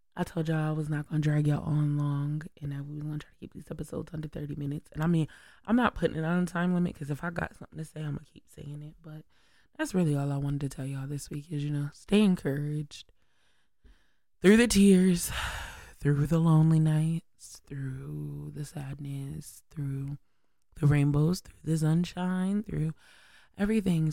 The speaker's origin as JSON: {"language": "English", "town": "Syracuse", "region": "New York", "country": "United States", "said": "I'm just a regular, regular, schmegular girl from upstate New York, S Y in the building. And it's like, I'm just from Syracuse"}